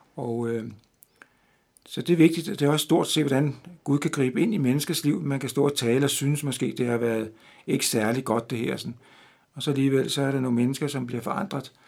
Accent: Denmark; moved away; her hjemme i Danmark

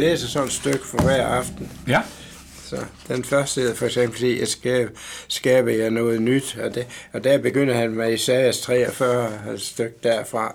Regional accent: Mors, North Denmark Region, Denmark; also born or lived in Christianshavn, Copenhagen; now in Copenhagen, Denmark; jeg er Morsingbo.

